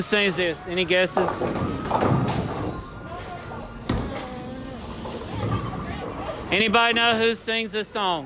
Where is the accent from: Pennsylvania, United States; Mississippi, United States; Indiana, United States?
Mississippi, United States; now in North Carolina, United States; I'm from Mississippi